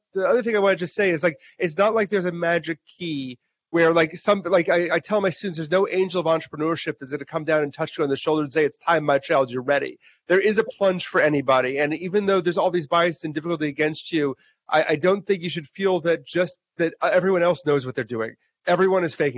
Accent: Wisconsin, United States; I grew up in Wisconsin

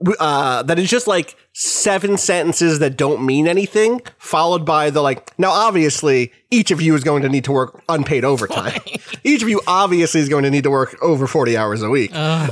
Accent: Anderstorp, Jönköping County, Sweden; Anyway, I grew up in Anderstorp, a rural Swedish town with approximately 5,000 residents. While I was around 13, two new pizza places opened up in our town, bringing the total amount of pizzerias to 4.

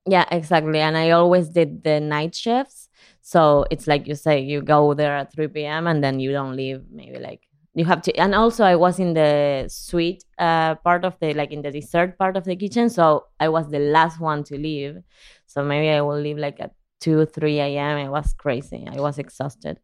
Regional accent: Argentina; English is a second language; moved away as an adult; also born or lived in San Diego / Sunset Park, Brooklyn; now in New York, United States; I could understand, but I couldn't communicate because I never had to in Argentina

